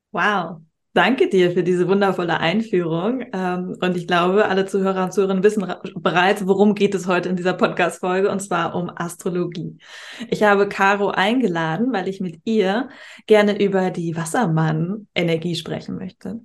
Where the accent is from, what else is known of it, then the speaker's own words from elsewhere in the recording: Hamburg, Germany; moved away; Grüße an meine Heimatstadt.